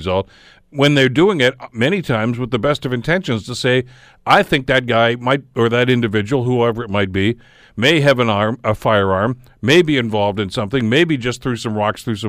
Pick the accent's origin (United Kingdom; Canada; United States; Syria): Canada; Hamilton, Ontario; living in the city, in this, you know, my hometown most of my life